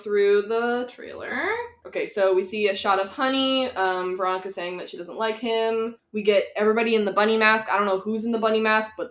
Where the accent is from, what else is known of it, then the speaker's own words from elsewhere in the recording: Alberta, Canada; I was born in Alberta